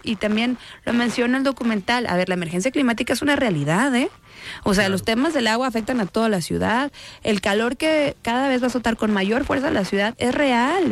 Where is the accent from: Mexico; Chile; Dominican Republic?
Mexico; Guadalajara, Jalisco; Yo soy del oriente de Guadalajara, de Talpita. Hace 40 años, aquí nuevamente ya les revelé mi edad, hace 40 años eh, no era un territorio muy seguro para una niña